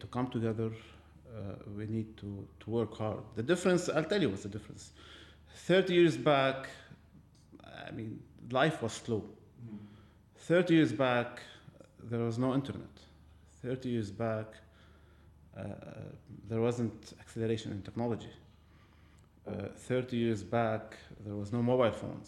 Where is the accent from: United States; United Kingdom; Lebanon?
Lebanon; moved away as an adult; this is my home country. I belong here